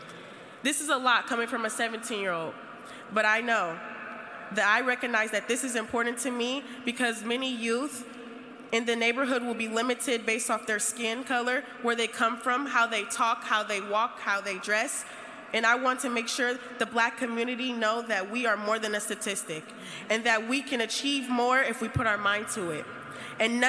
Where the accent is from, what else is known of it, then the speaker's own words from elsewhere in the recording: San Francisco, California, United States; Both of my parents were born and raised in Bayview, as was